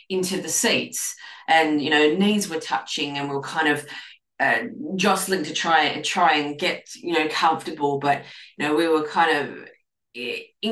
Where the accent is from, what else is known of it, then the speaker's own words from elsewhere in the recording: Australia; I'm an Australian clinical nutritionist